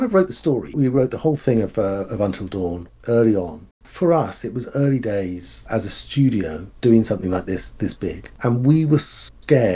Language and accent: English; United Kingdom; also born or lived in Bristol; I'm a Brit, and there's a bunch of us who are Brits